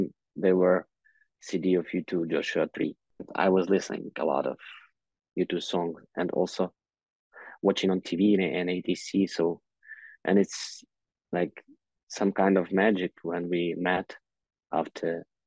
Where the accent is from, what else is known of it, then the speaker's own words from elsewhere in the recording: Kyiv, Ukraine; English is a second language; I was born in Kyiv